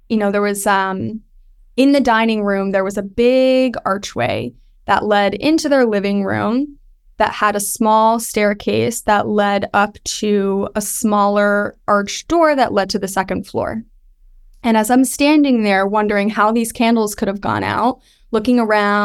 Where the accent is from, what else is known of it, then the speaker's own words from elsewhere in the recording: Westchester County, New York, United States; I grew up in Westchester County, and it's very historic